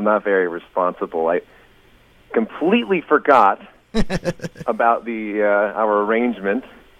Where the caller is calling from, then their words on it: Pullman, Washington, United States; All the way from Pullman, Washington, in the middle of nowhere.